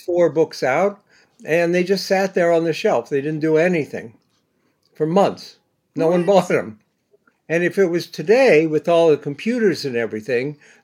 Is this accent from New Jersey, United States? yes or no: no; Bexley, Ohio, United States; now in New York, United States; I grew up in Bexley